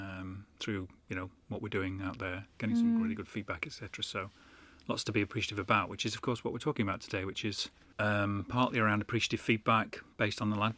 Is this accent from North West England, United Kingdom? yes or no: yes; Manchester, North West England, United Kingdom; Not that I live in Manchester now, but that's sort of where my hometown is, really.